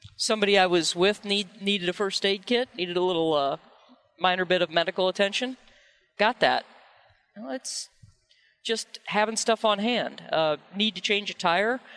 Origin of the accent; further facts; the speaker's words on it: Missouri, United States; I was born in Missouri